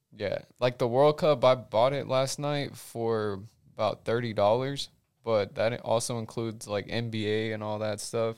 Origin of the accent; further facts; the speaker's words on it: United States; I'm an American.